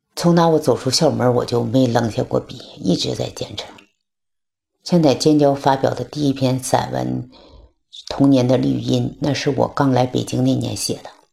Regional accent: Heilongjiang, China; moved away as an adult; now in Beijing, China; 我是来自黑龙江的

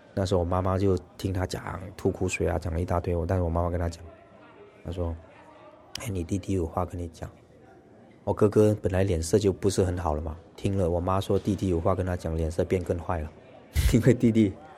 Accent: Malaysia; 我是马来西亚华人，然后一直都在新马港台从事演艺的工作

